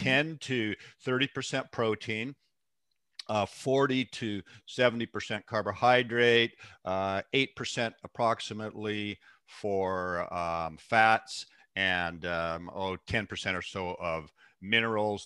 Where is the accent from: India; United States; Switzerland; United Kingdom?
United States; Seattle, Washington; born and raised in the Pacific Northwest, raised in Seattle, actually